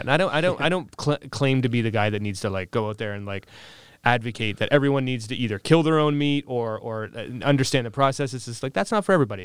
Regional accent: Windsor, Ontario, Canada; I'm originally from the Windsor area

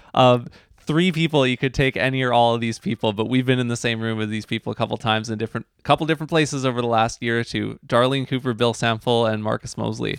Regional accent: New Westminster, British Columbia, Canada; when I was growing up in New West

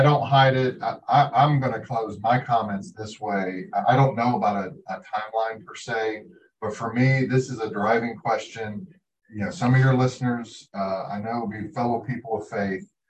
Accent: Appalachia, United States; also born or lived in Pike County, Kentucky; I am Appalachian

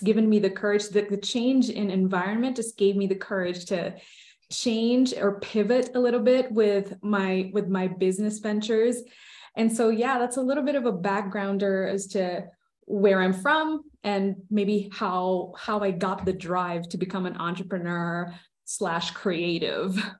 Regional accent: Philippines; moved away as an adult; now in United States; I grew up in the Philippines. I was born and raised there. I only moved to the States two years ago

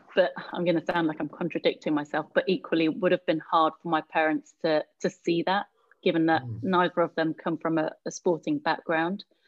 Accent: London, United Kingdom; growing up in Hackney, a lot of time yeah. spent on park courts

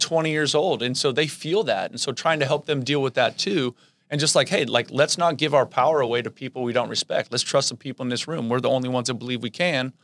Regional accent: the Bay Area, California, United States; I grew up in the Bay, and, you know, I grew up going to San Jose State games.

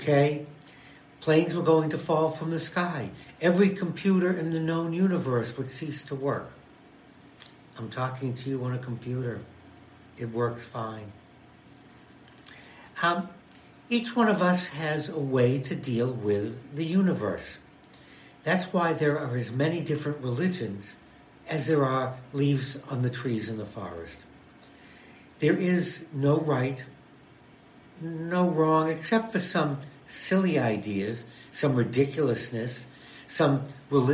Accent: United States; I'm an American Jew, a Jewish American

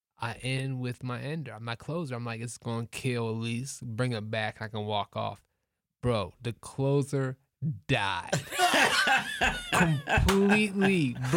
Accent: Columbus, Ohio, United States; I'm from Columbus. I actually went to the Ohio State.

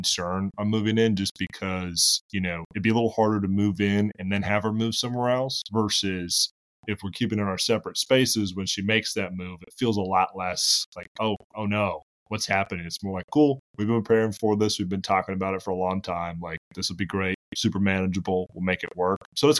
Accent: Boston, Massachusetts, United States; now in Charlotte, United States; I grew up in Boston. I went to school in South Carolina, and then now I live in Charlotte.

